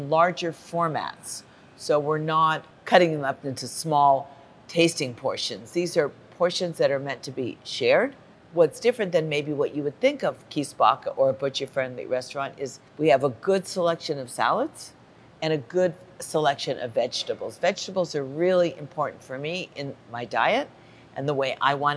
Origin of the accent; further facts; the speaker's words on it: Los Angeles, California, United States; I grew up in Los Angeles, and that's where I live.